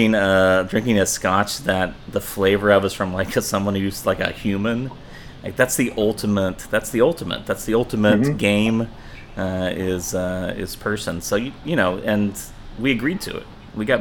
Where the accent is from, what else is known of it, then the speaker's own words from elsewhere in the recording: the South, United States; now in San Francisco, United States; I'm from the South. I don't live there. I want people listening to know that about me. I chose to come to San Francisco from the rural South.